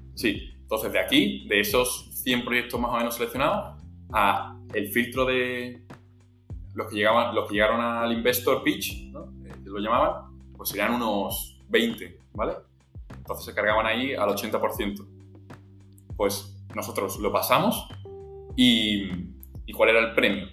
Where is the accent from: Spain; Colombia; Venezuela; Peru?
Spain; Seville, Andalusia; soy sevillano, estoy estudiando en la Universidad de Sevilla